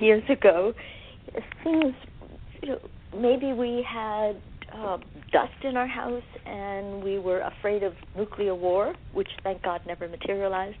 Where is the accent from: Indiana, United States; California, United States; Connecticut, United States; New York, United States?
New York, United States; New York City; moved away as an adult; I was born and raised in Brooklyn, New York